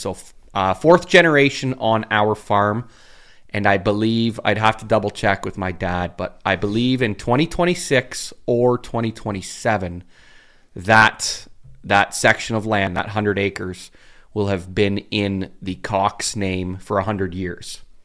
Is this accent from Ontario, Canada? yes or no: yes; Uxbridge, Ontario, Canada; I love Uxbridge. I love my hometown